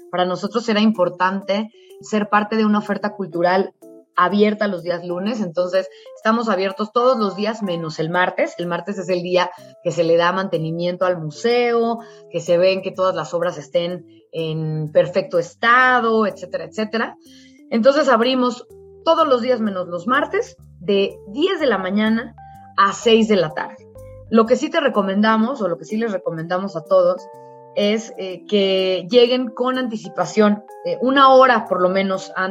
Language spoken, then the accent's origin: Spanish; Mexico; cómo nos fuimos consolidando como ciudadanos mexicanos a partir del mestizaje que se dio con los españoles.